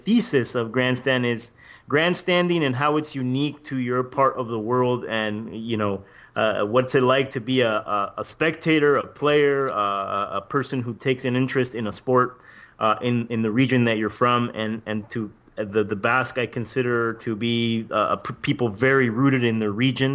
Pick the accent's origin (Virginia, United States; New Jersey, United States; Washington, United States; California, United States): California, United States; I always say from California.